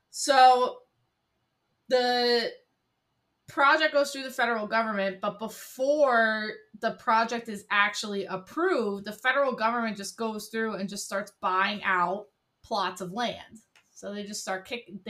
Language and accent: English; Dingman's Ferry, Pennsylvania, United States; I grew up in a very very small town in Pennsylvania called Dingman's Ferry. It's not even it's not even considered to be a municipality. There's no municipal government. It's an unincorporated community.